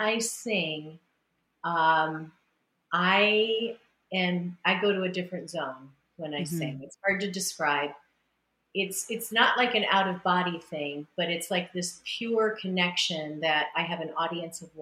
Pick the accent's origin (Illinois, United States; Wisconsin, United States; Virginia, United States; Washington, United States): Illinois, United States; very old church that I went to growing up in Illinois